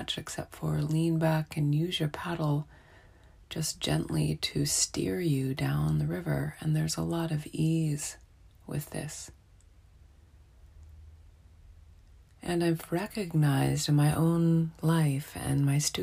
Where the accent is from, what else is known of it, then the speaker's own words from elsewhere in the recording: Montana, United States; moved away; growing up in Montana